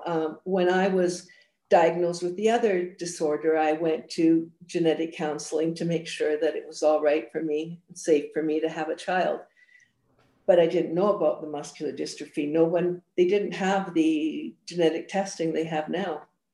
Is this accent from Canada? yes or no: yes; Edmonton, Alberta, Canada; also born or lived in Scotland; Well, I was born in Scotland. And came to Edmonton as a child and absolutely hated it, was terribly, terribly homesick, and mostly because my family was all back in Scotland